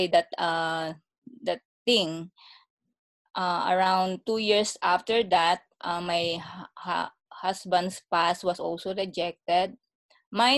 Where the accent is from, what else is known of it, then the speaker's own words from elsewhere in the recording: Philippines; moved away as an adult; also born or lived in Singapore / Malaysia; now in Canada; I came from Philippines. I worked there for 10 years.